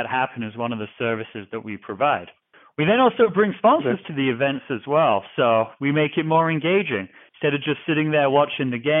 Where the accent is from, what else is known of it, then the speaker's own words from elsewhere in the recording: New Jersey, United States; moved away as an adult; also born or lived in England / North Carolina; now in Seattle, United States; I was born in England. I grew up in New Jersey